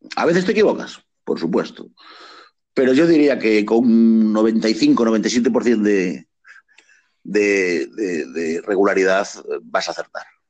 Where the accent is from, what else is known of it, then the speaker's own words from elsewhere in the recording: Galicia, Spain; soy gallego